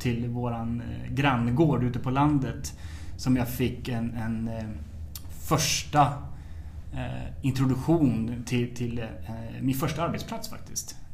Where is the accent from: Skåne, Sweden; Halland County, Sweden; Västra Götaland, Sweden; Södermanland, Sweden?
Södermanland, Sweden; Trosa; also born or lived in Nyköping; är uppvuxen i en skärgårdsidyll eh, strax söder om Stockholm som heter Trosa.